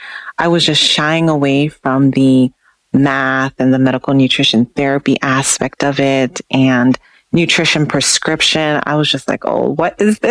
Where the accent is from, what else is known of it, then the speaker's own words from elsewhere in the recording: Jamaica; moved away; because I'm originally from Jamaica